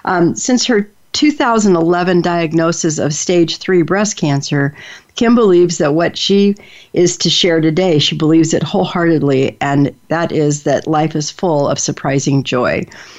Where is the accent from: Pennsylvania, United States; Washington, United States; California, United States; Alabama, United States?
Washington, United States; Seattle; also born or lived in Denver, United States; But you know, I grew up in Seattle, and you know, and Denver, Colorado, and places like that. So I never had that experience of being the small town girl